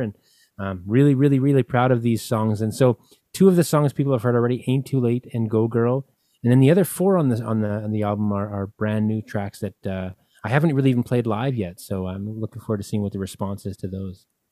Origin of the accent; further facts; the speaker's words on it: Winnipeg, Manitoba, Canada; a little place called Winnipeg, and that's where I'm from